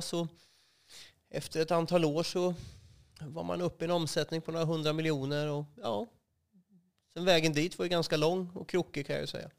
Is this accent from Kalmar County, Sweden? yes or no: yes; Västervik, Kalmar County, Sweden; also born or lived in Vimmerby; Jag är uppvuxen i, i Småland, utanför Västervik, ett ställe som heter Rövrum. Där bodde jag till jag var sexton år.